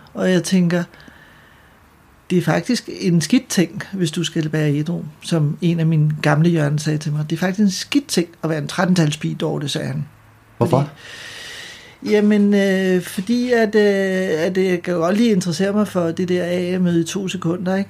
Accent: Ølstykke, Capital Region of Denmark, Denmark; also born or lived in Frederiksberg / Søborg; Jeg er født på Frederiksberg, og så flytter vi til Ølstykke, da jeg er 6 år

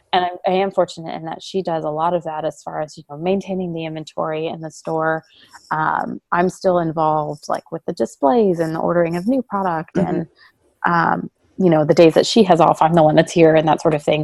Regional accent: Texas, United States; moved away as an adult; also born or lived in Savannah, Georgia; now in San Antonio, United States; I'm originally from Texas

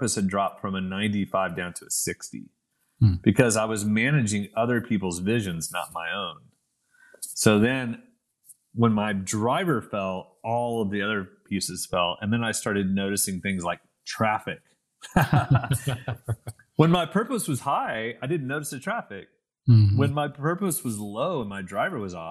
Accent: Oklahoma City, Oklahoma, United States; moved away as an adult; also born or lived in London; my place dropped from the River Thames to Oklahoma City

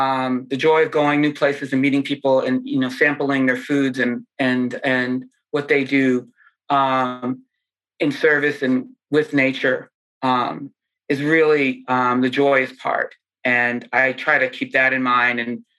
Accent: Pennsylvania, United States; also born or lived in Ohio, United States / Massachusetts, United States; And I grew up in Pennsylvania and Ohio and Massachusetts.

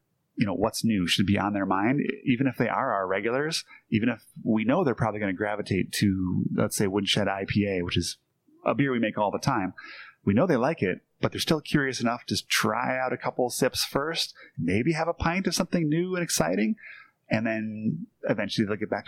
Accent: Green Bay, Wisconsin, United States; I grew up in Green Bay, so it's kind of in the blood

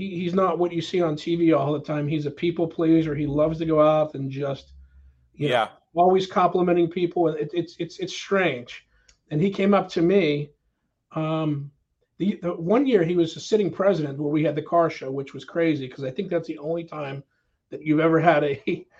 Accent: Pittsburgh, Pennsylvania, United States; we grew up in Pittsburgh

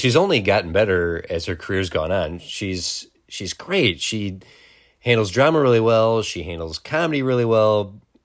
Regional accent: Wisconsin, United States; we grew up in Wisconsin

